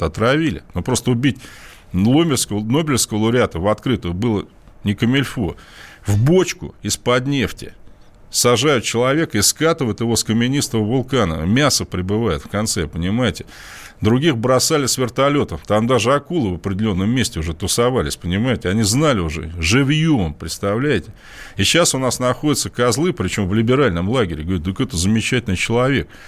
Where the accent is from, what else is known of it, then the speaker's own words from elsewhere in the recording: Russia; Я говорю, «А потому что я из России.